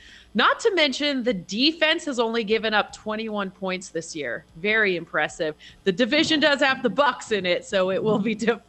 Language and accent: English; Canada; I'm going to back the Americans, even though I'm Canadian.